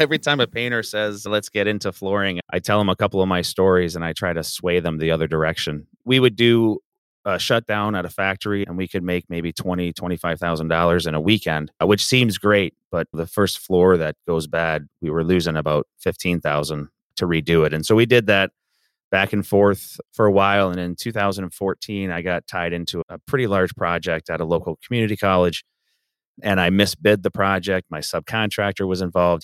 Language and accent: English; Southern Ontario, Canada; moved away as an adult; also born or lived in Grand Rapids, Michigan; now in Kalamazoo, United States; I am from Canada, born and raised in Southern Ontario